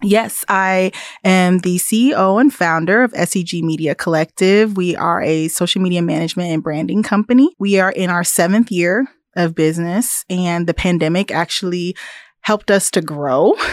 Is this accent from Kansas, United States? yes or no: yes; Topeka, Kansas, United States; also born or lived in East Coast; now in Manhattan, Kansas, United States; I was born and raised in Topeka, so I'm a Kansan.